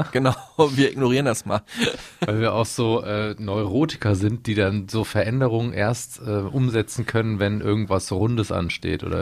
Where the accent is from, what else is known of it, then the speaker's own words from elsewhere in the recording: Hamm, North Rhine-Westphalia, Germany; Ich komme aus Hamm, ne?